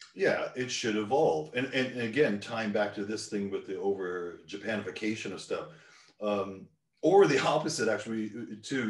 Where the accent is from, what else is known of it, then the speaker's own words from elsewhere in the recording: Newfoundland and Labrador, Canada; part of Canada I grew up in Newfoundland